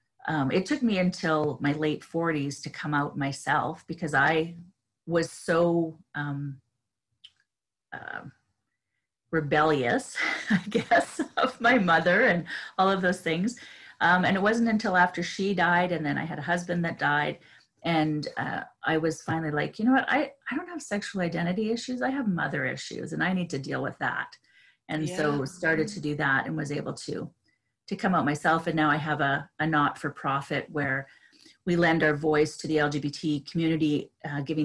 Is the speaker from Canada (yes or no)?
yes; Canada; being a Canadian